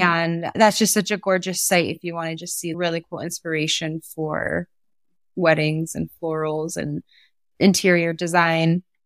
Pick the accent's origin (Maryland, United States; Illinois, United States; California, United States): California, United States; Mendocino; now in Sonoma Valley, United States; I grew up in Mendocino